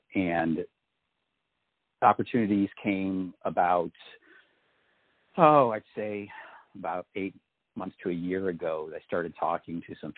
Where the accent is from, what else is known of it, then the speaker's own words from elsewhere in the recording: Miami, Florida, United States; moved away as an adult; also born or lived in East Coast / Jacksonville Beach, Florida; now in Los Angeles, United States; So I grew up in Miami and always have been around the beach and everything. You know, did the growing up in Miami and then went to college and got married shortly after there and raised two kids up in Jacksonville Beach